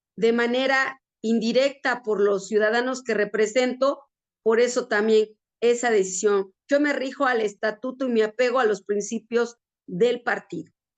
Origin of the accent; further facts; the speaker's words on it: Ajalpan, Puebla, Mexico; soy oriunda de la cabecera distrital, que es el municipio Ajalpan